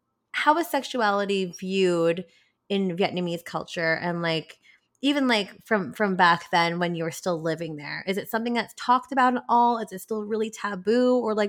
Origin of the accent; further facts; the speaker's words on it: Philippines; because I'm Filipino and we love to sing.